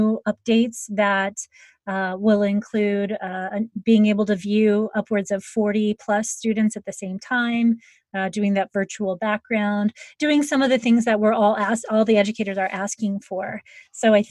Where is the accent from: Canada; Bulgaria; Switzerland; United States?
United States; Ohio; now in California, United States; my childhood growing up in Ohio. I grew up with basements. And when I moved to California